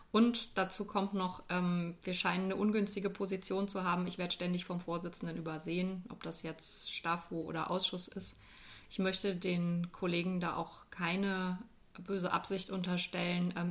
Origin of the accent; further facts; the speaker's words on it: North Rhine-Westphalia, Germany; moved away as an adult; now in Dieburg, Germany; Ich bin noch nicht ganz so lange in Dieburg. Ich komme ursprünglich aus dem Ruhrgebiet, aus einer kleinen Stadt äh, zwischen Essen und Düsseldorf und bin so vor knapp 20 Jahren nach Hessen gezogen